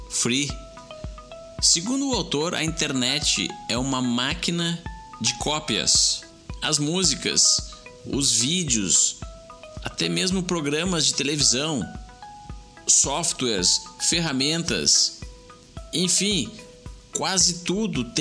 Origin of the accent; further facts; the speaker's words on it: Jundiaí, São Paulo, Brazil; Sou daqui da cidade de Jundiaí, interior de São Paulo.